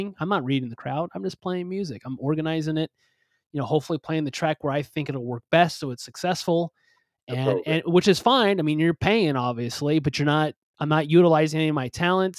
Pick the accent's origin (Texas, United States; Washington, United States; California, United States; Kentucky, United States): California, United States; Southern; also born or lived in East Coast; I'm originally from Southern California